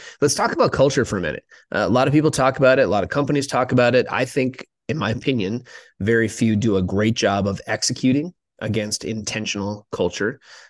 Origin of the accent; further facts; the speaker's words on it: Minnesota, United States; moved away; I grew up in Minnesota.